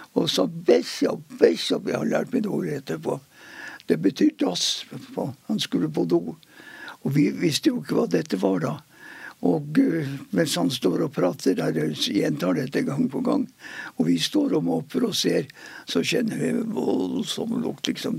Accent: Mosjøen, Nordland, Norway; Jeg er født i Mosjøen i 1928

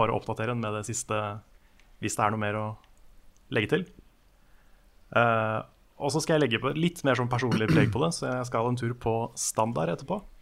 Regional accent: Norway; jeg er norsk

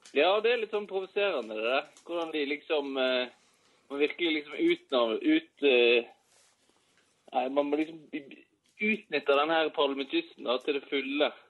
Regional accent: Florø, Vestland, Norway; now in Oslo, Norway; Drive og feste hjemme i Florø

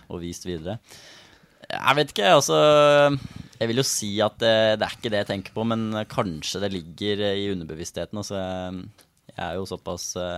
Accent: Elverum, Innlandet, Norway; jeg er jo fra Elverum

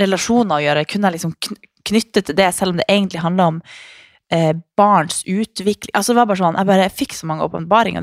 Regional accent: Harstad, Troms, Norway; moved away; Jeg må hjem til nord

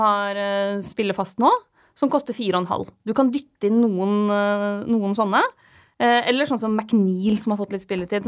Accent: Lillehammer, Innlandet, Norway; moved away; Jeg var hjemme på Lillehammer

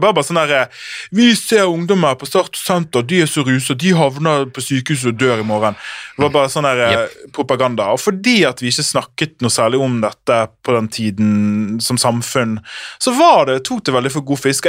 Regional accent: Sotra, Vestland, Norway; jeg er fra Sota

